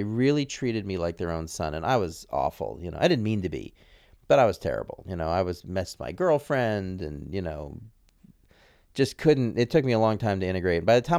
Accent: Santa Fe, New Mexico, United States; also born or lived in New York; I grew up in Santa Fe. So after New York, went to Santa Fe, New Mexico. So as a white kid, I was a minority.

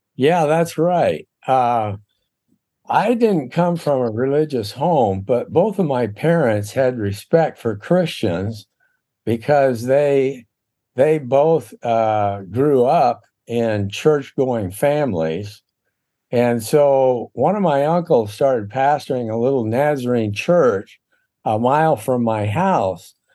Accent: Seattle, Washington, United States; moved away as an adult; also born or lived in Houston, Texas; I was born in Seattle, Washington.

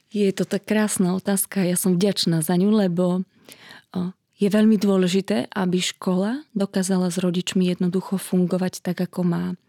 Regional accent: Trstená, Žilina Region, Slovakia; pochádzam z malého mestečka na Orave, z Trstenej

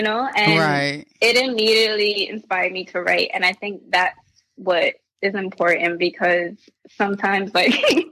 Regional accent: New York City, New York, United States; growing up in the Bronx

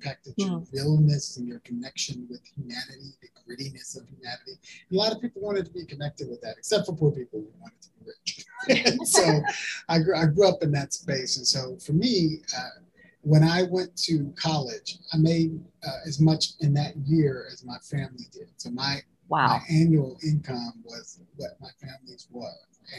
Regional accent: Birmingham, Alabama, United States; born there; also born or lived in East Texas / Northern California; So I was born in Birmingham, Alabama. Both my mom and my dad and myself were all born at the same hospital

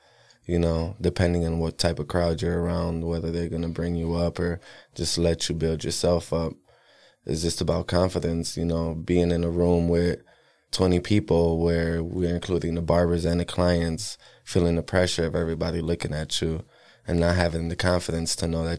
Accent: Milwaukee, Wisconsin, United States; bro, and I'm from Milwaukee, Wisconsin, born and raised.

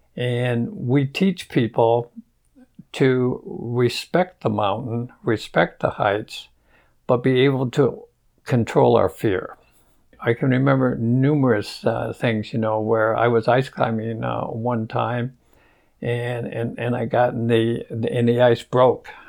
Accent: Michigan, United States; now in Las Cruces, United States; I grew up in Michigan

